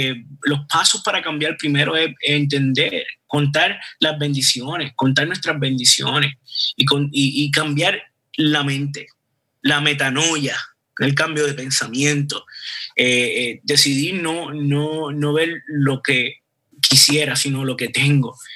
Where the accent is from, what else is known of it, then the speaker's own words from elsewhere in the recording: Puerto Rico; yo no soy israelita, eh, yo soy puertorriqueño